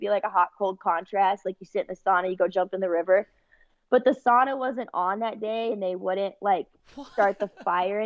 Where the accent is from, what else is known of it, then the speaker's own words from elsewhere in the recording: California, United States; I'm from California.